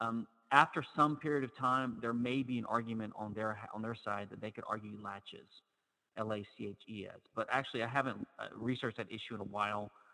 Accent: Louisiana, United States; I'm from Louisiana

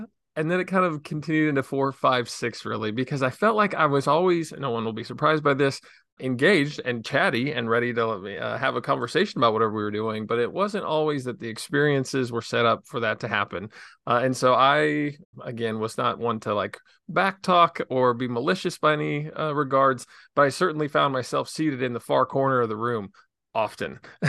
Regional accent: Illinois, United States; Yeah, so I grew up in Southern Illinois in a town of about 3,000 people, and I just absolutely loved my childhood.

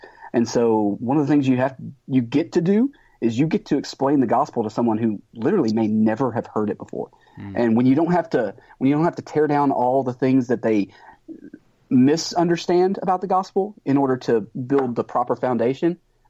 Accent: Texas, United States; I'm a Texan.

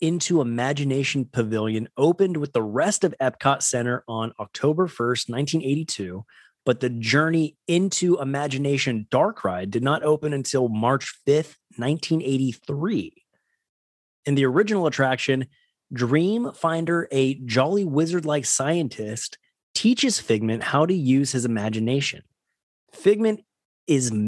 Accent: West Coast, United States; Growing up on the West Coast, Disneyland was my Disney home

